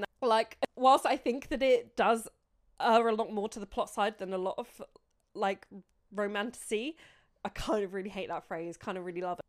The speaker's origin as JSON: {"language": "English", "country": "United Kingdom", "said": "we're British sarcastic arseholes"}